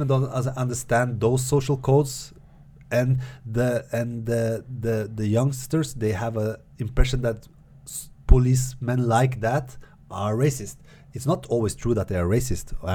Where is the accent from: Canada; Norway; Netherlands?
Norway; that's my experience growing up in Norway